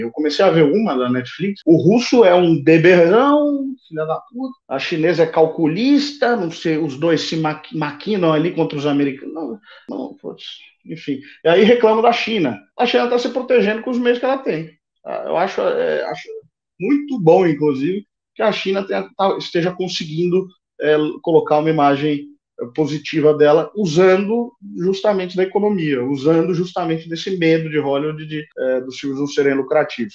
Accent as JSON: {"language": "Portuguese", "region": "São Paulo", "country": "Brazil", "moved": "yes", "said": "Sou de São Paulo"}